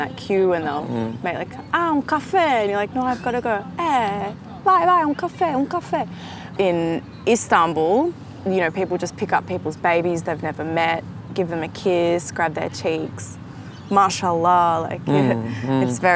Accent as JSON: {"language": "English", "country": "Australia", "also_born_or_lived": "Turkey", "said": "Even for me as an Australian coming back to Australia"}